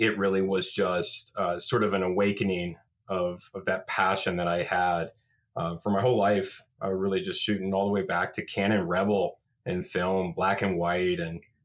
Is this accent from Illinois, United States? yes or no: no; Florida, United States; moved away as an adult; now in Camas, Washington, United States; growing up in Florida, you don't have a fall season.